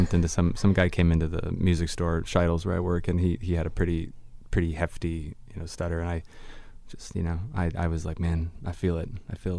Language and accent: English; Ellicottville, New York, United States; moved away; I'm from Ellicottville, which we got it there. And small little town tucked in the hills of southwestern New York State, on the other side of New York. You know, we're like south of Buffalo, off Lake Erie.